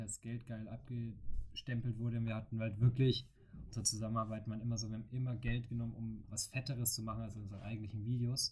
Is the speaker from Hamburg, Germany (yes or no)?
no; Bavaria, Germany; also born or lived in Franconia; now in Cologne, Germany; als Bayer